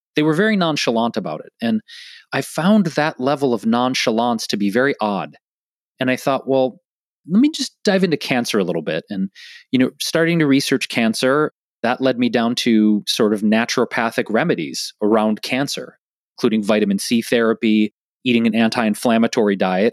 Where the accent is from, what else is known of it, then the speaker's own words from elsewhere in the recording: Detroit, Michigan, United States; moved away as an adult; now in Los Angeles, United States; growing up in Detroit